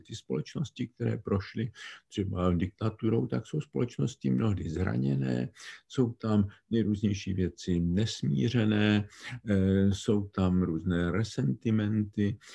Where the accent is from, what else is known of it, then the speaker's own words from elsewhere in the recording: Czechia; My jsme jako Češi vzácně monokulturní společnost.